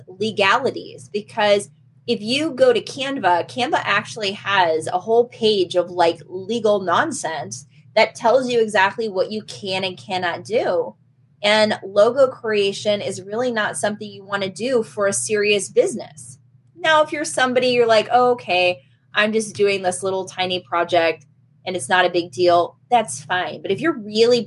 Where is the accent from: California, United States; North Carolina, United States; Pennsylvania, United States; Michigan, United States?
Michigan, United States; I come from Michigan